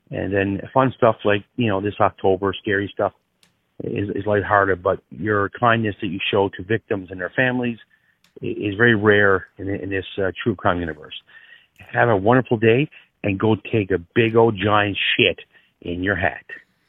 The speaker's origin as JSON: {"language": "English", "region": "Newfoundland and Labrador", "country": "Canada", "moved": "yes", "said": "I am from Newfoundland originally. I messaged Matthew one time because I'm the original Inuit Newfie Jew."}